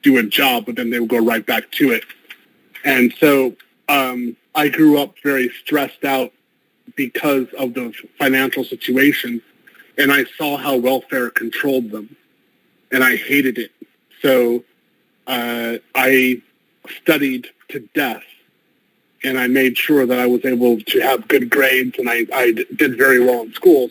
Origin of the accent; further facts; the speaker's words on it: United States; moved away as an adult; I'm American, African-American. I was born in the United States, and I've lived abroad over 18 years total.